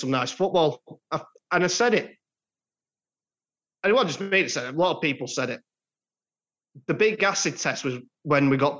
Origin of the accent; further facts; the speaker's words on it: Blackpool, North West England, United Kingdom; Anyway, and we're going to my hometown.